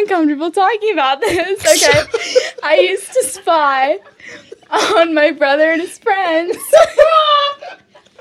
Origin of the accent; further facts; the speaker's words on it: Portland, Oregon, United States; also born or lived in Seattle, Washington; I grew up in Portland